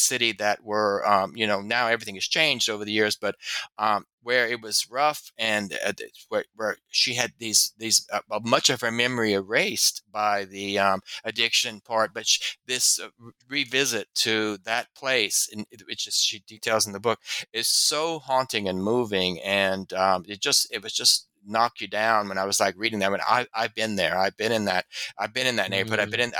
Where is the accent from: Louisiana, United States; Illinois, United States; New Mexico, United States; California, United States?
Louisiana, United States; I'm not from Baton Rouge, but I'm from Louisiana.